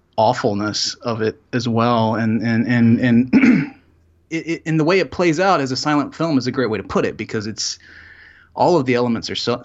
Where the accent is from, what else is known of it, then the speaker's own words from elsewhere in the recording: Salisbury, North Carolina, United States; I grew up in North Carolina. {S1} Yes. {S3} In a town called Salisbury, which is just north of Charlotte in the middle of the state.